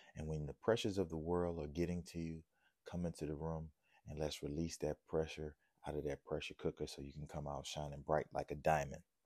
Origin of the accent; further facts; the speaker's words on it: New Orleans, Louisiana, United States; growing up in New Orleans